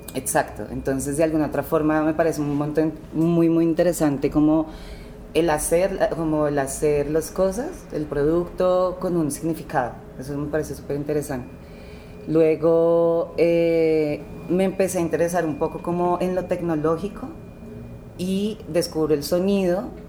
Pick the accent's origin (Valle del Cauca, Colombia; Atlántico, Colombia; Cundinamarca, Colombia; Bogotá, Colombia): Valle del Cauca, Colombia; Cali; moved away; also born or lived in Bogotá / Tuluá; nací en el Valle del Cauca en 1995